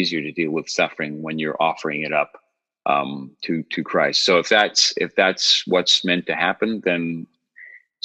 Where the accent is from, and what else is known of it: New York City, New York, United States; born or raised there; also born or lived in Long Island